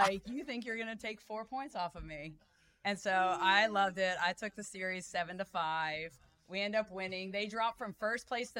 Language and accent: English; Richardson, Texas, United States; born or raised there; also born or lived in Chicago / San Francisco / Austin / Dallas; now in Frisco, United States